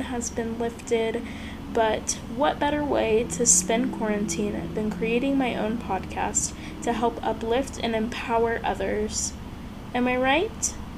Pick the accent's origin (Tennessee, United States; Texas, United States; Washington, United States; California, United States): Texas, United States; Houston; moved away as an adult; now in Scottsdale, United States; I'm originally from Houston, Texas.